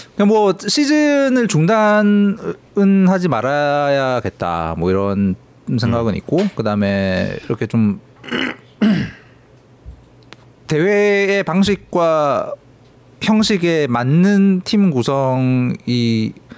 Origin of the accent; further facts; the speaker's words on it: Changwon, South Gyeongsang, South Korea; moved away; 사실 제 고향은 그 제가 고향을 떠나온 뒤로 너무 많이 바뀌어가지고.